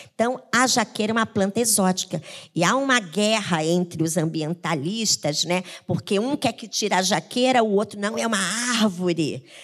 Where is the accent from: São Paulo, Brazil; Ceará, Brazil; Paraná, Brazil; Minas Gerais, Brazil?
Paraná, Brazil; now in Rio de Janeiro, Brazil; eu vim do interior, na minha época eu era criança